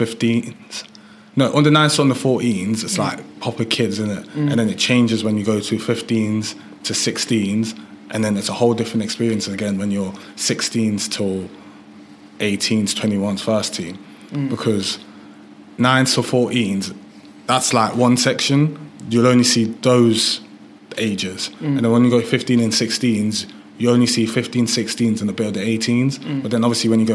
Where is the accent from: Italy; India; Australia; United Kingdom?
United Kingdom; Leicester, East Midlands; English is a second language; also born or lived in Germany; when I was 8, I moved to England. When I moved to England, I moved to St. Matthews in Leicester